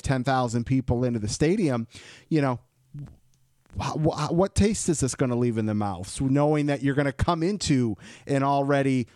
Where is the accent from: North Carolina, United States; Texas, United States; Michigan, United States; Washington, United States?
Michigan, United States; I'm from Michigan